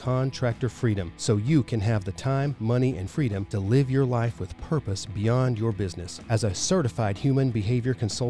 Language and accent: English; Dallas, Texas, United States; I'm from Dallas.